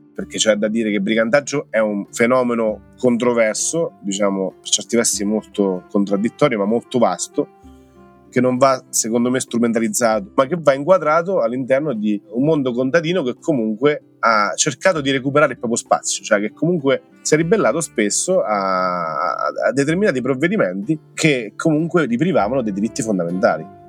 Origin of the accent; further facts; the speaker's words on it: Roccafluvione, Marche, Italy; insegno italiano, storia e geografia a scuola media del mio paese Roccafione